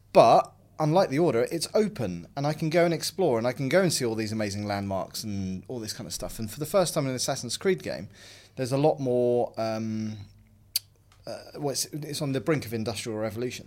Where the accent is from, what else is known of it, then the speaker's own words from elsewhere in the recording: London, United Kingdom; my hometown even, of London